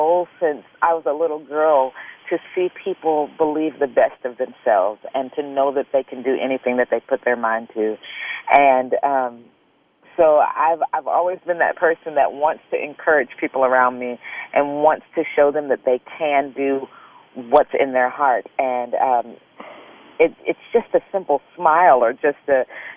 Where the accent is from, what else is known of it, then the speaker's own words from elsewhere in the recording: St. Louis, Missouri, United States; moved away; also born or lived in Tulsa, Oklahoma; I grew up in St. Louis, Missouri, and then in Tulsa, Oklahoma